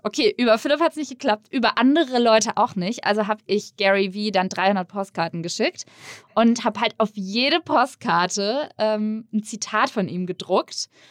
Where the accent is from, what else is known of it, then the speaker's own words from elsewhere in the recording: near Würzburg, Bavaria, Germany; in der Nähe von Würzburg, wo ich herkomme